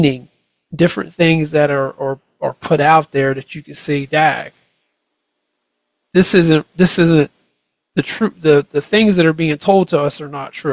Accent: United States; As American citizens

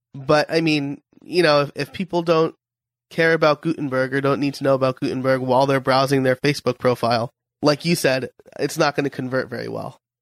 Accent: New York, United States; I'm from New York

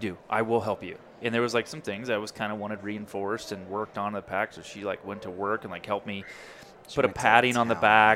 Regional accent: Kansas, United States; we're both from Kansas

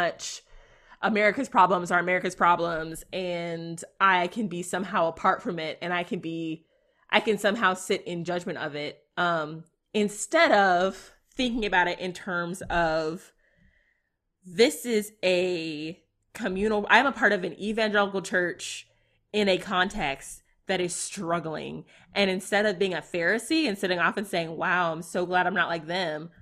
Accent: United States; I'm an American

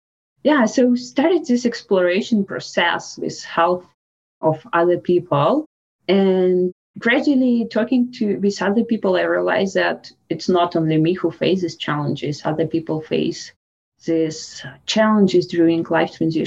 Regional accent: Russia; English is a second language; moved away as an adult; now in Canada; growing up in Russia, my childhood was in 19th in Russia

